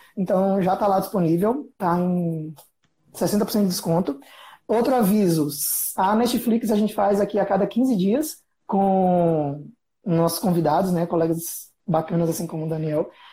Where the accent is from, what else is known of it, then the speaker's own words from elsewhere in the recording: Aracaju, Sergipe, Brazil; moved away; lá em Aracaju, minha terra natal